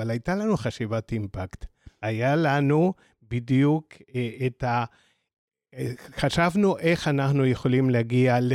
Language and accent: Hebrew; Argentina; now in Israel; אז למי שכבר זיהה, ארגנטינאי